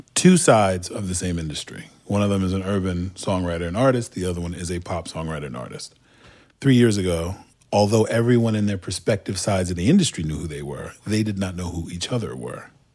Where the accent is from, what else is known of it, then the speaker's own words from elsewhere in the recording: Istanbul, Turkey; accent: Turkish; English is a second language; also born or lived in Southern United States; now in United States; was born and raised in a part of town in Istanbul called Kadıköy